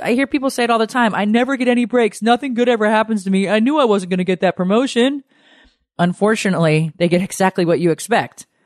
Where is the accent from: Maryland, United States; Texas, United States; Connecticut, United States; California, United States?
Connecticut, United States; I grew up in Connecticut